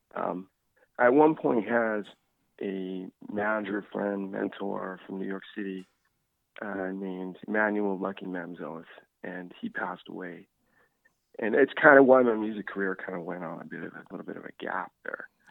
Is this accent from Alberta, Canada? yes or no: no; Newfoundland and Labrador, Canada; also born or lived in Sweden / Charlottetown; now in Nova Scotia, Canada; I'm actually from Newfoundland originally. I uh, moved to Nova Scotia originally in like 2002.